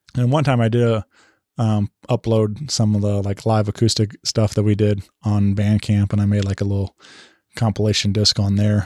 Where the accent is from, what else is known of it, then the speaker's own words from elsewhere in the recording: St. Louis, Missouri, United States; it's home, my hometown